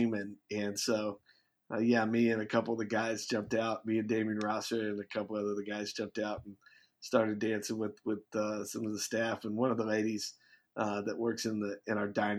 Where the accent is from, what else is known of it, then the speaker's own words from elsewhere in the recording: Bloomington, Indiana, United States; now in New Orleans, United States; since I was a kid, growing up in Bloomington, Indiana